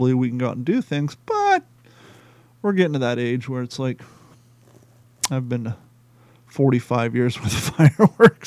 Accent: Columbus, Ohio, United States; moved away; also born or lived in Cincinnati / Cape Coral; Growing up in Columbus, Ohio

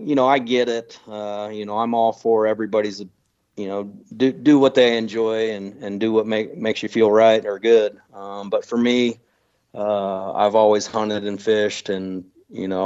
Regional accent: Grove City, Ohio, United States; moved away; also born or lived in Denver; I grew up outside of Grove City

